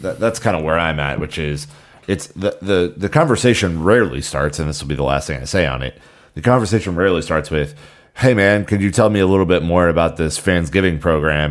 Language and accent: English; United States; as an American